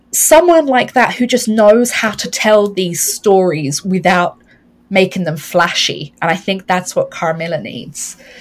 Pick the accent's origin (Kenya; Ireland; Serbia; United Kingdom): Ireland; us being Irish